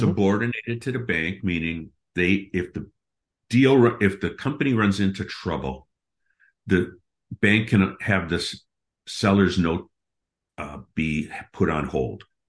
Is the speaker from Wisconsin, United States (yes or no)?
yes; Milwaukee, Wisconsin, United States; moved away as an adult; also born or lived in Seattle; I grew up in Milwaukee, Wisconsin, went to Marquette University.